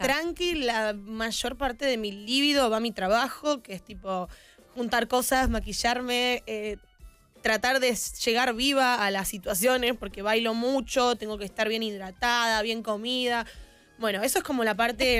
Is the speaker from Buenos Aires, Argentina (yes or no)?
yes; Buenos Aires, Argentina; como soy porteña, la doble L se dice ah